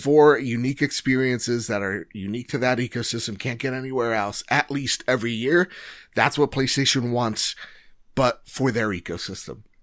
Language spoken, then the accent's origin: English; New Jersey, United States; I'm from Jersey